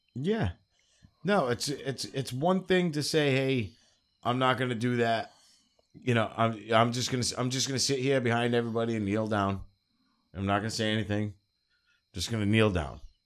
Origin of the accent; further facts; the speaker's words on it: New England, United States; I grew up in New England my whole life